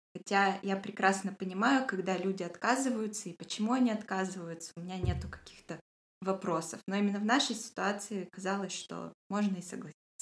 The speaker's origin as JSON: {"language": "Russian", "town": "Yekaterinburg", "region": "Sverdlovsk Oblast", "country": "Russia", "said": "я тоже из Екатеринбурга"}